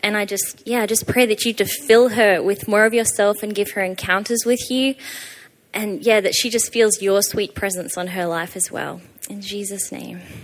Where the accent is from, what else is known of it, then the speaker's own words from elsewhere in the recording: Australia; moved away; I'm from Australia, hence the weird accent.